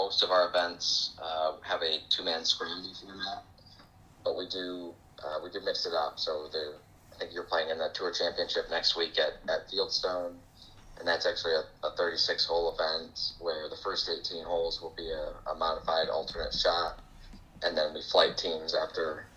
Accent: Grand Rapids, Michigan, United States; I grew up here in West Michigan, Grand Rapids

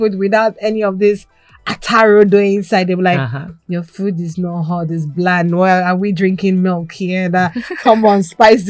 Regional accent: Lagos, Nigeria; also born or lived in Delta State, Nigeria / Ghana; now in United Kingdom; even though I'm from Delta State, I grew up in Lagos, which is the western area.

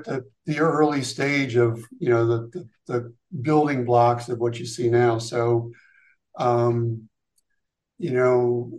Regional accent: Hawaii, United States; born there; also born or lived in Seattle / California / Afghanistan / Long Island, New York; I was actually born out west. I was born in Hawaii. We moved around a lot when I was younger.

